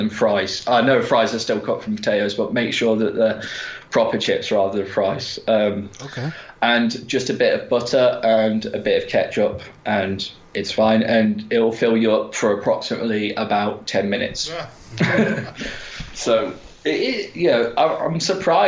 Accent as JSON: {"language": "English", "country": "United Kingdom", "said": "we're British"}